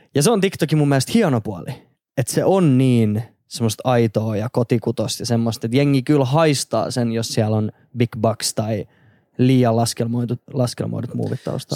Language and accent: Finnish; Turku, Southwest Finland, Finland; now in Helsinki, Finland; mä oon siis Turusta kotoisin alun perin